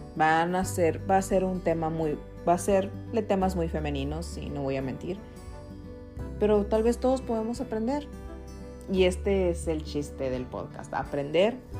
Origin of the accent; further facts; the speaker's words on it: Hermosillo, Sonora, Mexico; moved away as an adult; now in United States; me acuerdo cuando estaba en Hermosillo, yo soy de Sonora